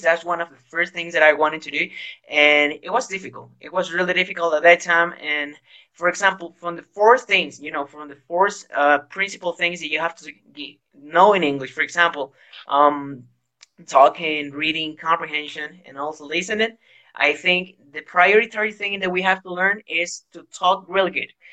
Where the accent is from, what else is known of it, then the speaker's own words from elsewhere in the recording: Guayaquil, Guayas, Ecuador; English is a second language; now in Ambato, Ecuador; I am from Guayaquil, but at the moment I am living in Ambato.